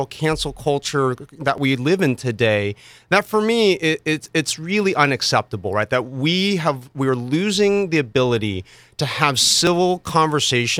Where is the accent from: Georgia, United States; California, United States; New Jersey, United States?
California, United States; Mission Viejo; I'm an Orange County native, you know, I was born in Mission Viejo